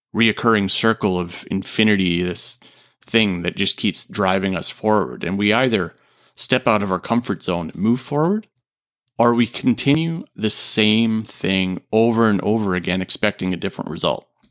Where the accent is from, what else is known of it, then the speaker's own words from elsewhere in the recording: Canada; also born or lived in Japan; I'm a Canadian